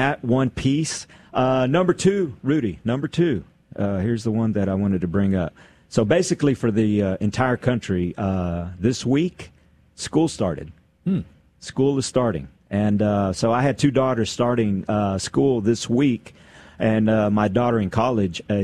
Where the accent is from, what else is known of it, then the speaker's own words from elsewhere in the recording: Odessa, Texas, United States; moved away as an adult; also born or lived in Austin, Texas; I moved from Odessa to Austin